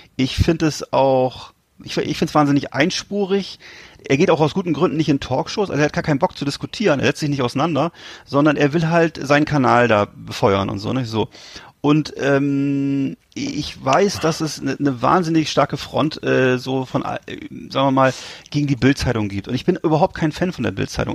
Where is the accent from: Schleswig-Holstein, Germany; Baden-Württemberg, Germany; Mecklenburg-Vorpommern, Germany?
Mecklenburg-Vorpommern, Germany; Hier bei uns in MV